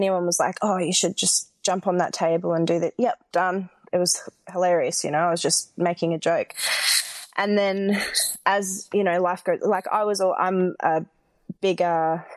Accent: Nambour, Queensland, Australia; moved away as an adult; also born or lived in Brisbane; I grew up in Nambour on the Sunshine Coast

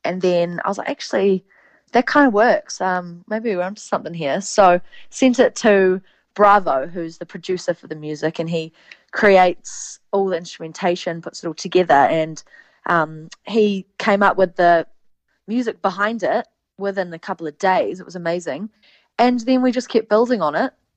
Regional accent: New Zealand; accent: Kiwi; my Kiwi accent

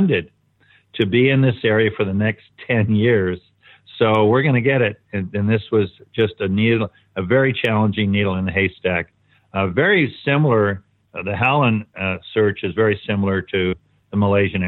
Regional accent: Kansas, United States; I was born in Kansas, as was my mother and grandmother.

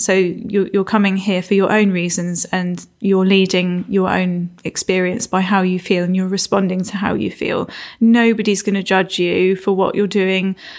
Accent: Isle of Wight, South East England, United Kingdom; also born or lived in Florida / London; now in Cornwall, United Kingdom; I was born on the Isle of Wight and grew up there

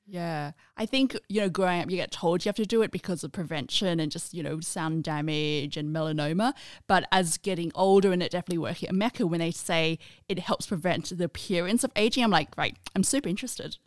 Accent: Australia; in Australia, I'm in that generation where we grew up

